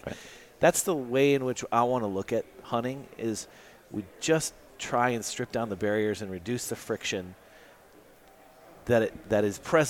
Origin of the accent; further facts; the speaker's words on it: South Dakota, United States; I grew up in South Dakota, and my favorite memories of being a kid were walking around in my grandparents' feedlot